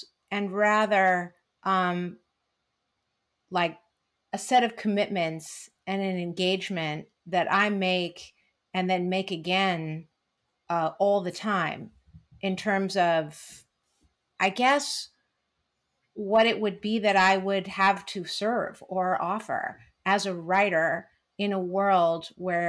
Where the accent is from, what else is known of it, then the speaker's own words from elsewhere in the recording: California, United States; as a Californian, as a person who lives here in a county in our state that is one of the big senders